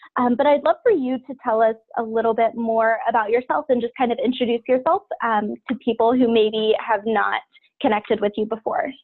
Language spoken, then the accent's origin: English; Ashville, Ohio, United States; now in New Jersey, United States; I grew up in uh, the middle of nowhere, Ohio, on a family farm, okay. and now I live in New Jersey, just south of New York City